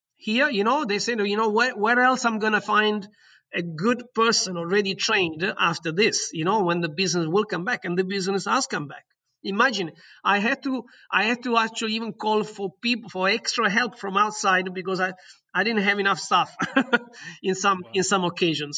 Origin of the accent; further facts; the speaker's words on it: Southern Italy, Italy; English is a second language; moved away as an adult; also born or lived in London; in my hometown in Italy, in the south of Italy